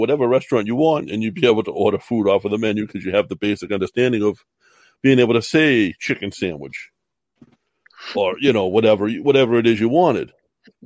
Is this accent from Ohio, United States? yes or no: no; Massachusetts, United States; I'm from Massachusetts